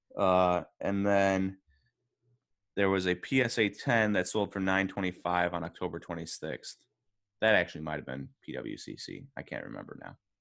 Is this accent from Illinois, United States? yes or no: no; Wisconsin, United States; we're from Wisconsin